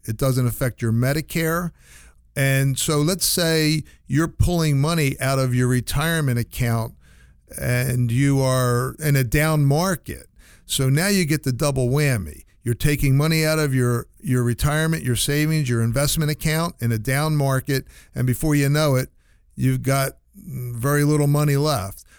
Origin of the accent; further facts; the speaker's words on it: New Jersey, United States; moved away; I'm from New Jersey originally